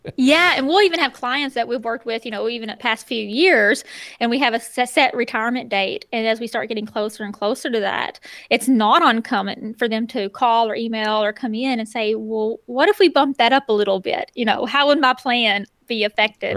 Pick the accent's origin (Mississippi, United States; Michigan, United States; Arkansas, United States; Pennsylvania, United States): Arkansas, United States; Northeast; moved away as an adult; being able to move back to Northeast Arkansas, be closer to the hometown again